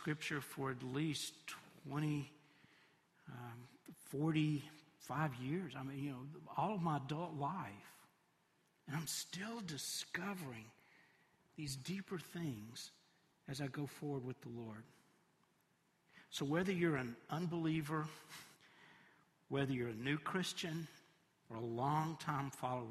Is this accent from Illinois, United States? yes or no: no; Tennessee, United States; also born or lived in Knoxville; I'm from Tennessee, and I've lived all across the state